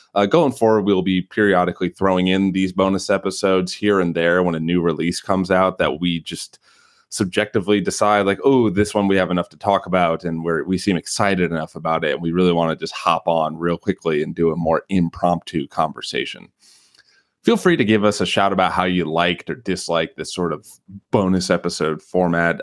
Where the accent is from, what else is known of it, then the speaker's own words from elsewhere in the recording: Chicago, Illinois, United States; accent: Chicago; my Chicago accent